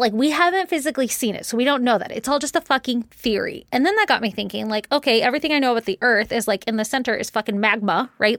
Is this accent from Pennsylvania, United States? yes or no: no; Virginia, United States; when I was little, growing up in Virginia